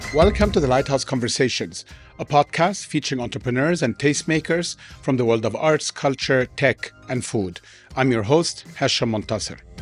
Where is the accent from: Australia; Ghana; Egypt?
Egypt; I was from Egypt